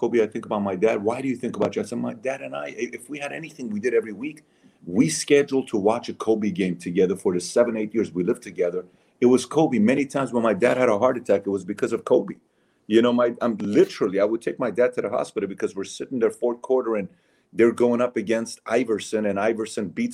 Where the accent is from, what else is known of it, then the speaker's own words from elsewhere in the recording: Iran; moved away; I'm a Syrian. I'm Armenian. I'm born and raised in Iran